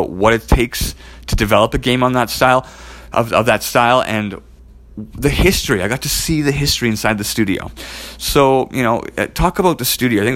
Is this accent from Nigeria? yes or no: no; Edmonton, Alberta, Canada; I'm from Edmonton, Alberta